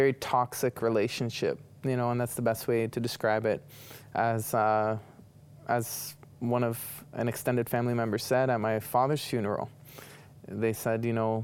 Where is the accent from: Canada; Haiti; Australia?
Canada; Toronto, Ontario; I was born and raised in the city of Toronto